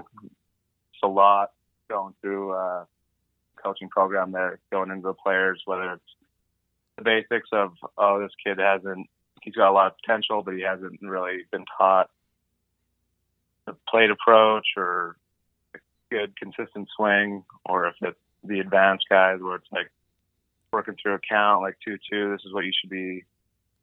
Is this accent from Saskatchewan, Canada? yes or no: no; Lethbridge, Alberta, Canada; in Lethbridge baseball anyways, because growing up in Little League, there's the north side and the south side